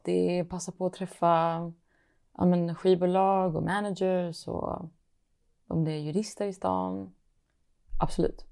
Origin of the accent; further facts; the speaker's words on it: Malmö, Skåne, Sweden; now in Stockholm, Sweden; jag är från Malmö, men jag bor i Stockholm